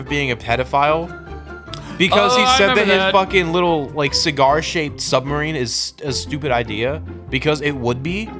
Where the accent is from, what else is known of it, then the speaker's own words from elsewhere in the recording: Fremont, California, United States; I was born in Fremont.